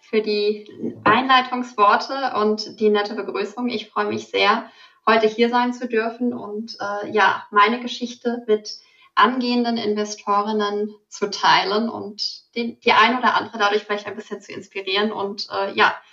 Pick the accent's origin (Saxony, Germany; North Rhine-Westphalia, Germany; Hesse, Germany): Hesse, Germany; Frankfurt; Ich komme ursprünglich aus Frankfurt und da gibt's ja auch sehr stark den Börsenbezug.